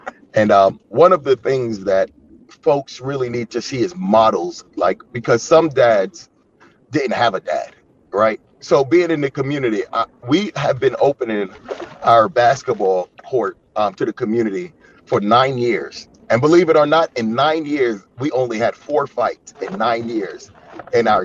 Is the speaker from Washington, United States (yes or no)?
no; Yonkers, New York, United States; moved away as an adult; now in Chicago, United States; I'm from a city called Yonkers